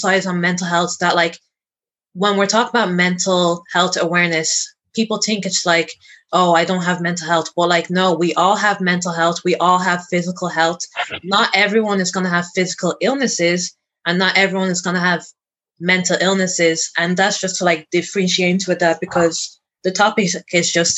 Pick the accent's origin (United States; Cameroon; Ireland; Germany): Ireland; I am born and raised in Ireland, the oldest of four kids.